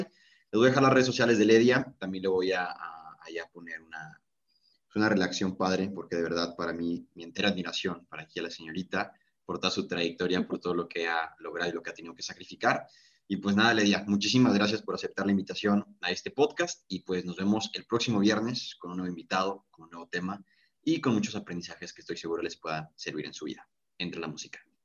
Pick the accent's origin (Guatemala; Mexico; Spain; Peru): Mexico; somos los mexicanos